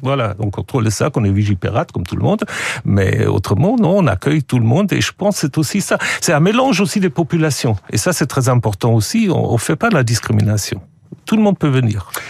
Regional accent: Switzerland; also born or lived in Germany; now in France; je suis suisse, euh, je suis double nationalité, suisse et allemand

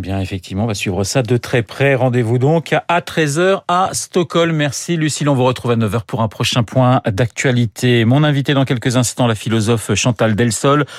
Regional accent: France; chez nous en France

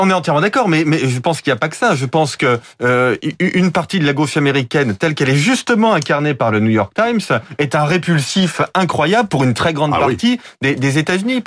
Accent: France; en tant que Français

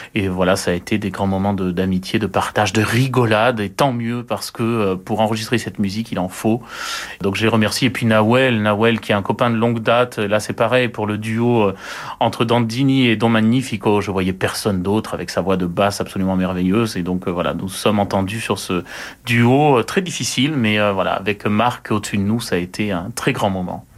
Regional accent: France; Nous sommes que des Français

